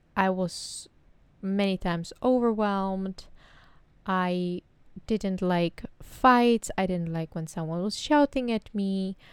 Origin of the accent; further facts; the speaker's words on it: Czechia; English is a second language; moved away as an adult; now in Amsterdam, Netherlands; I come from the Czech Republic, but recently I moved to the Netherlands. Uh, I live in Amsterdam